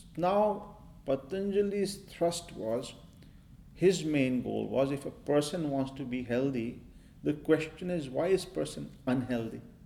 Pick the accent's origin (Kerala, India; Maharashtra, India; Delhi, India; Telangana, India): Maharashtra, India; I grew up in India and I grew up in a yoga